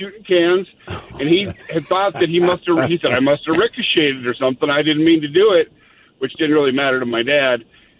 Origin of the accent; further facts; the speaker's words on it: Montana, United States; we grew up in Montana